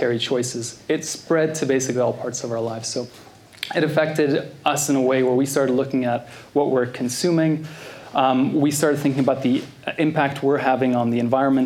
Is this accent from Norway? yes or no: yes; Norway; moved away as an adult; also born or lived in Canada; I'm originally from Norway. I moved to Canada when I was 19. That explains the accent